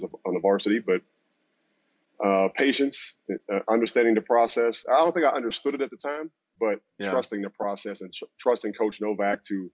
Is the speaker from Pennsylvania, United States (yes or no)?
yes; Pittsburgh, Pennsylvania, United States; moved away as an adult; also born or lived in Miami; I grew up in Pittsburgh